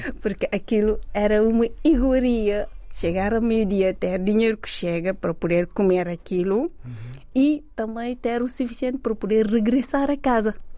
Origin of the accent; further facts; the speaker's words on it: Thiès, Senegal; moved away as an adult; also born or lived in Dakar; now in Portugal; eu nasci, cresci em Jazz, fiz lá os meus estudos desde o primário até décimo segundo ano